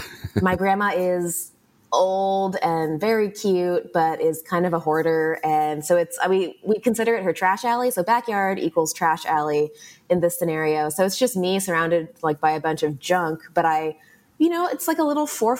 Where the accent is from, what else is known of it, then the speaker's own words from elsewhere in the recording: Los Angeles, California, United States; I grew up in Los Angeles